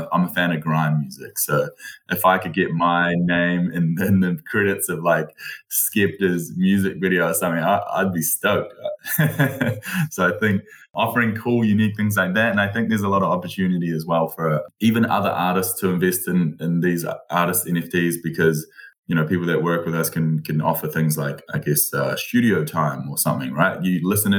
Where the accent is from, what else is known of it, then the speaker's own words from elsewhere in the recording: New Zealand; I've only lived in New Zealand